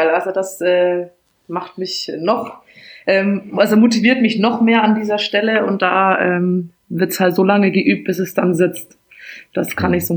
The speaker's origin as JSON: {"language": "German", "town": "Bamberg", "region": "Bavaria", "country": "Germany", "tie": "born or raised there", "said": "Genau, also man hört es vielleicht noch ein bisschen raus. Ähm, mhm. Gebürtig aus Bamberg, dort aufgewachsen und da eben auch die erste, erste Handballstation dann erlebt."}